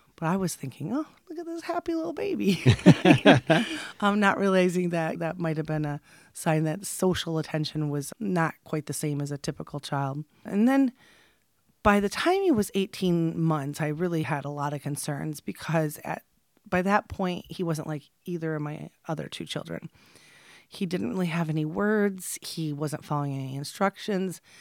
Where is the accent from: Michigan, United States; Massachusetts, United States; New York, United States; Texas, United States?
Michigan, United States; also born or lived in West Branch, Michigan / Rose City, Michigan / Midland, Michigan / Freeland, Michigan; I'm from Michigan, born and raised, and I did move around a lot as a child.